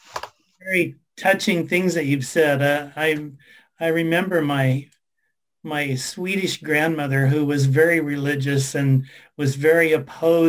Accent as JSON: {"language": "English", "region": "Washington", "country": "United States", "moved": "as an adult", "lives_now": "Canada", "said": "I'm from Washington State"}